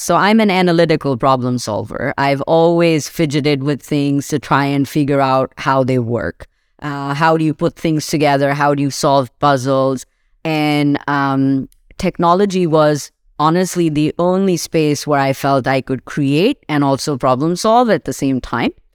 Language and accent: English; Pakistan; moved away as an adult; now in Seattle, United States; I grew up in Pakistan